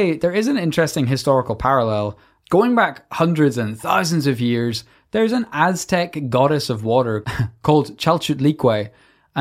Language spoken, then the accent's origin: English; Northern Ireland, United Kingdom; we come from Northern Ireland. We learned about the banshee growing up